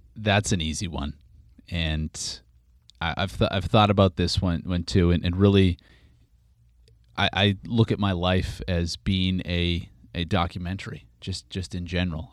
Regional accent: Regina, Saskatchewan, Canada; moved away as an adult; now in San Francisco, United States; my hometown, of Regina

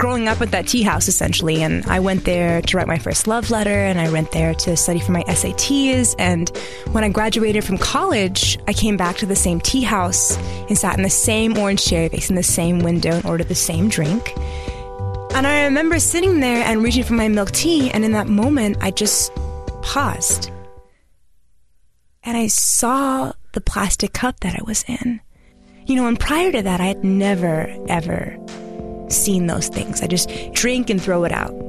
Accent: San Diego, California, United States; I grew up in San Diego, California, in an Iranian household

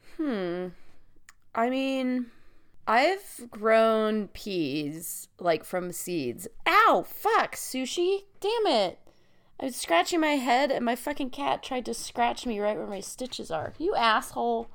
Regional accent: the West, United States; I grew up in the West in a really small town

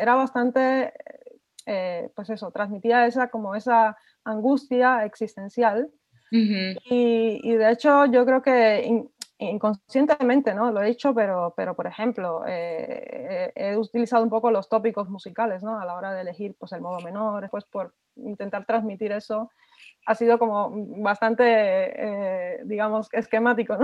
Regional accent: Cuba; now in Spain; yo soy eh, cubana, compositora cubana

